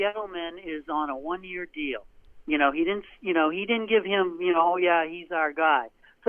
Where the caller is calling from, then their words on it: Portland, United States; from Portland.